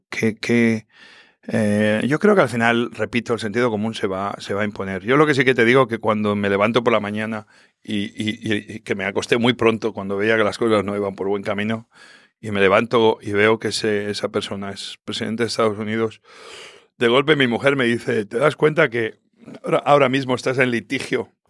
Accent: Spain; Yo soy español, pero al final me considero hispano-latino y yo soy lo que soy gracias a muchísimos hispanos, latinos que, que, me han ayudado a abrir tantos restaurantes.

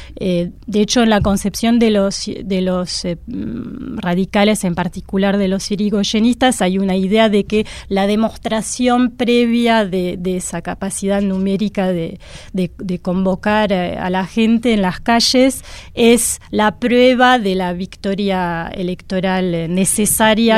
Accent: France; moved away; yo soy francesa

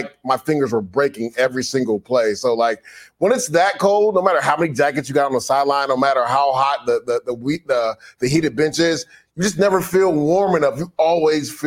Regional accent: Florida, United States; I grew up in Florida

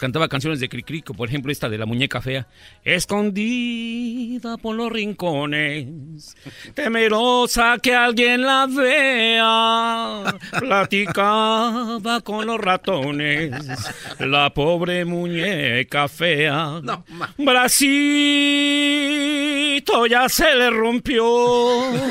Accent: Mexico City, Mexico; soy originario de la Ciudad de México

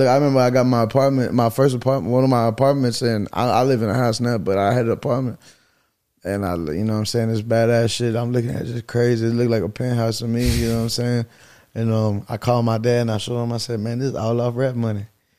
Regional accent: Bay City, Texas, United States; I'm from Bay City, Texas, which is a population of about 1,500.

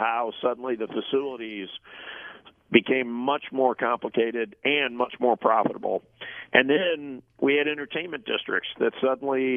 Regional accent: St. Louis, Missouri, United States; Busch Stadium where I grew up in St. Louis

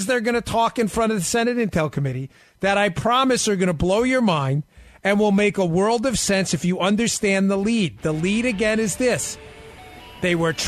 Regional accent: New York, United States; now in Florida, United States; I'm down here in Florida and we don't really have that issue, but I'm from New York

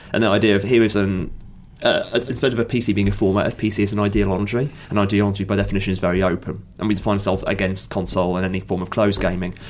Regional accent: Stafford, West Midlands, United Kingdom; I'm from Stafford

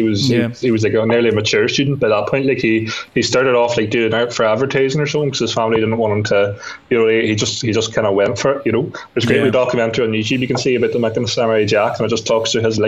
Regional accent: Ireland; growing up in Ireland

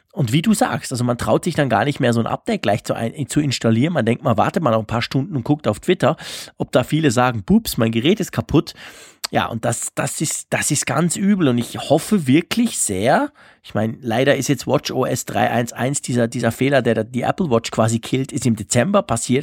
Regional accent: Switzerland; bei uns in der Schweiz, in Bern

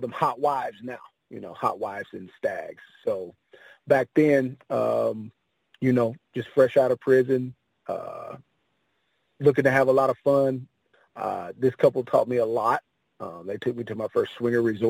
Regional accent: Panama City Beach, Florida, United States; I am originally from a small town called Panama City Beach, Florida

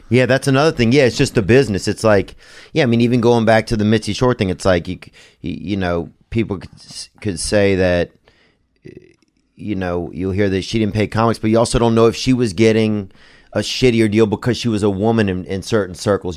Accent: the South, United States; I'm from the South

